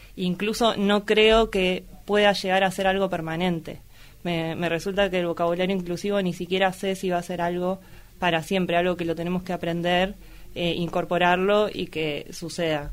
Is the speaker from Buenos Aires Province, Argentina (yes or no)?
yes; Luján, Buenos Aires Province, Argentina; Soy nacida y criada en Luján